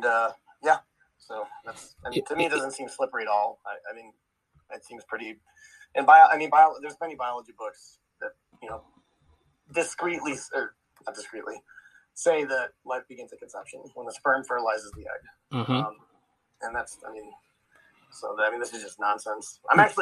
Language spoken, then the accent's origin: English; Chicago, Illinois, United States; I'm actually from Chicago